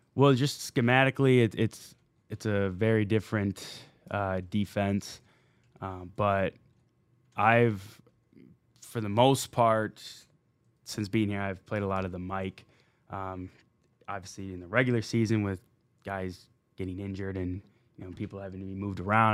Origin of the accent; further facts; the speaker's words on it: Minnesota, United States; moved away as an adult; playing in Minnesota growing up there